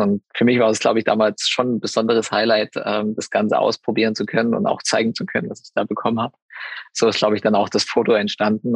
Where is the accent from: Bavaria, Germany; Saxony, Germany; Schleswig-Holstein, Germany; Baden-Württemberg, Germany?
Saxony, Germany; in meiner Heimat, also Klingenthal ist jetzt ja Sachsen, dementsprechend hat man da nochmal irgendwo ein bisschen mehr Heimatgefühle